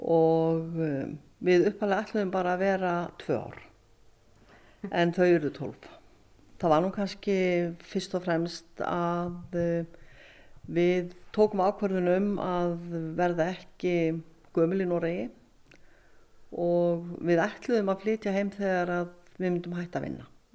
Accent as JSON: {"language": "Icelandic", "town": "Neskaupstaður", "region": "Eastern Region", "country": "Iceland", "tie": "born or raised there", "also_born_or_lived": "Norway", "moved": "as an adult", "lives_now": "Laugarbakki, Iceland", "said": "er hjóknarfræðingur og fætt á uppalinn á Norfinni"}